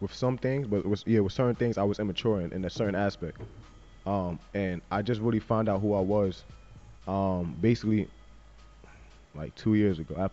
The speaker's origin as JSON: {"language": "English", "region": "New York", "country": "United States", "said": "I'm from New York"}